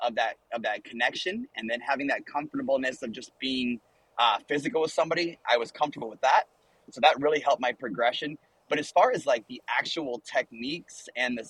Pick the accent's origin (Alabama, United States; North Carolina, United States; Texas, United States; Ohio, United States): Ohio, United States; moved away; And so I'm from Ohio